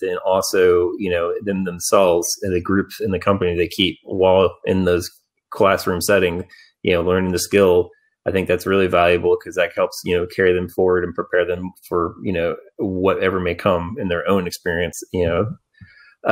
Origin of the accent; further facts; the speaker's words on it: Dallas-Fort Worth area, Texas, United States; growing up in Dallas-Fort Worth area, you know, going to Deep Ellum back in the day for punk rock shows